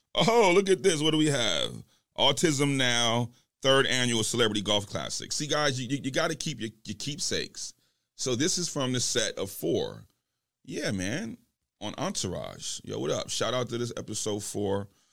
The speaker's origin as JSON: {"language": "English", "region": "New York", "country": "United States", "said": "I'm from New York, and I'm straight goon squad"}